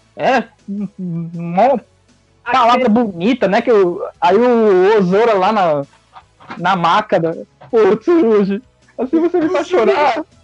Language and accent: Portuguese; São Paulo, Brazil; Eu sou da zona norte de São Paulo, do bairro do Jardim Antártica.